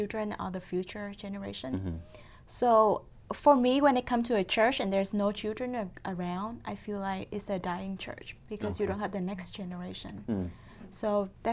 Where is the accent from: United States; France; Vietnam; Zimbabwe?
Vietnam; moved away; I'm from Vietnam